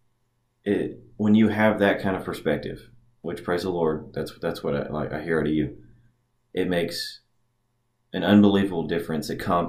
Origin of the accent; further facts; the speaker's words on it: Haywood County, Tennessee, United States; I grew up here in Haywood County.